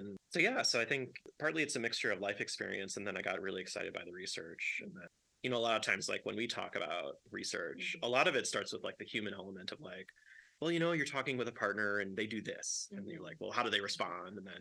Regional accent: Chicago, Illinois, United States; I grew up in Chicago, and I worked in a bar when I was a teenager

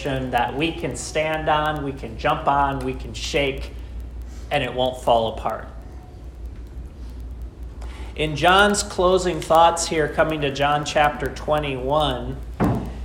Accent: Austin, Minnesota, United States; When I was growing up in Austin, Minnesota

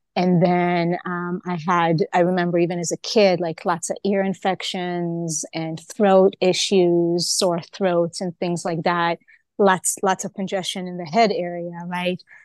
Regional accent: Israel; moved away; also born or lived in Hawaii; I was born in Israel

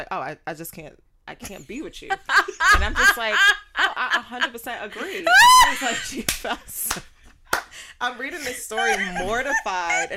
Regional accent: New York City, New York, United States; moved away as an adult; Growing up in New York, there was this little art center on Jamaica Avenue, shout out to Queens

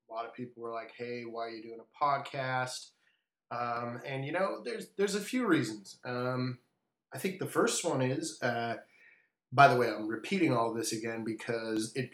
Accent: Vancouver, British Columbia, Canada; moved away as an adult; now in Washington, D.C., United States; I'm here in Washington, D.C., actually moving back to my hometown, Vancouver, Canada, with the family soon enough

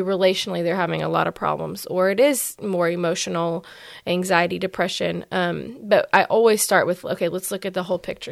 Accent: West Texas, United States; moved away; also born or lived in Dallas, Texas; I'm from West Texas

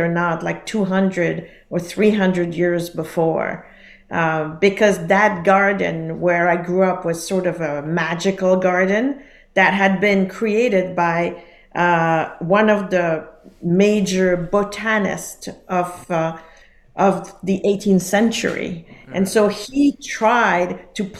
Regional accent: Geneva, Switzerland; I grew up in Geneva in Switzerland

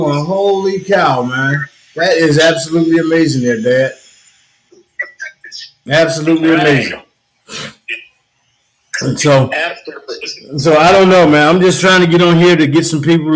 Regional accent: Union, South Carolina, United States; I'm from a little place called Union, South Carolina.

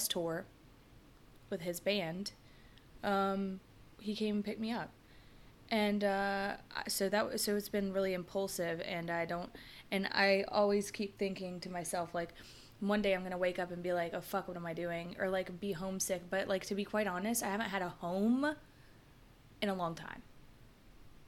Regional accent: Atlanta, Georgia, United States; moved away as an adult; now in Florida, United States; I'm from Atlanta

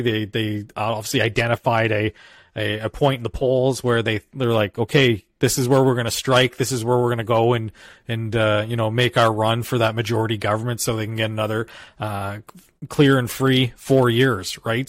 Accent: Alberta, Canada; as an Albertan

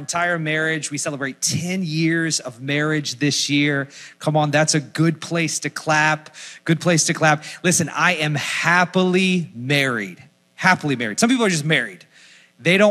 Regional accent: Orlando, Florida, United States; moved away as an adult; now in Philadelphia, United States; from Orlando, Florida, currently live in Philadelphia, Pennsylvania

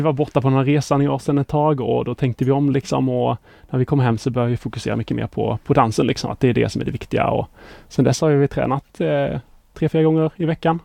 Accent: Båstad, Skåne, Sweden; moved away as an adult; also born or lived in Lund; now in Stockholm, Sweden; Pluggade i Lund, men är uppväxt i Båstad.

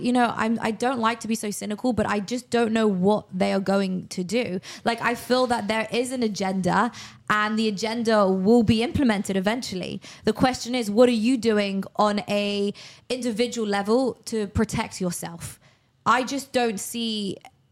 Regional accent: United Kingdom; now in Miami, United States; as a British person

